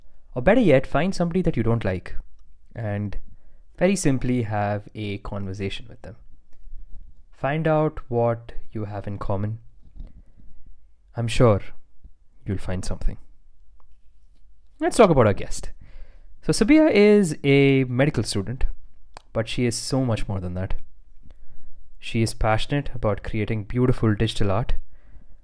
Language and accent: English; India; my home country of India